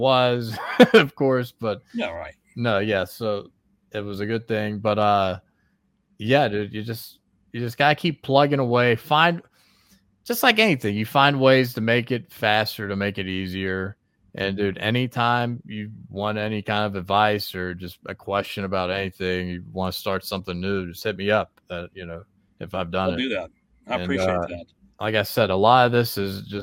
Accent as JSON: {"language": "English", "region": "West Virginia", "country": "United States", "said": "I'm from West Virginia, and my people from West Virginia"}